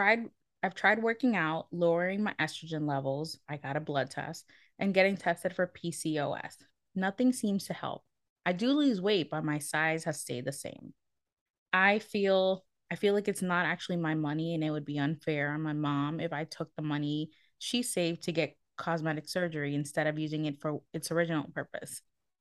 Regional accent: United States; Man, I don't know if you know that we're American.

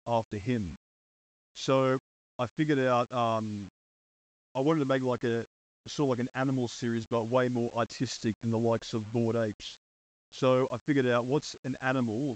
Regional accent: Tasmania, Australia; I'm from Tasmania, Australia.

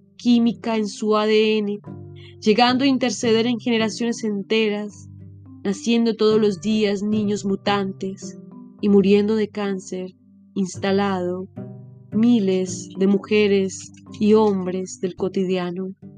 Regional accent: Colombia; moved away

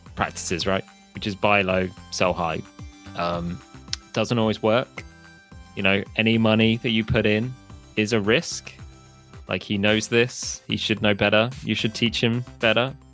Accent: Hereford, West Midlands, United Kingdom; moved away; originally I'm from Hereford

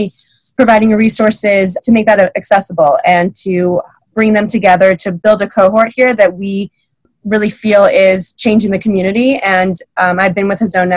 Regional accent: West Bloomfield, Michigan, United States; I'm born and raised in Michigan. I grew up in West Bloomfield

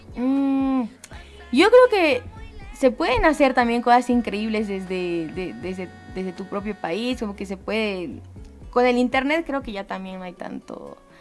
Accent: Bolivia; como bolivianos

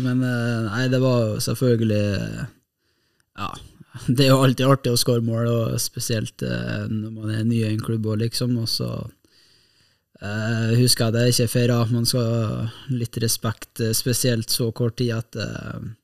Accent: Kristiansund, Møre og Romsdal, Norway; moved away as an adult; now in Bodø, Norway; nå er jeg jo fra Kristiansund

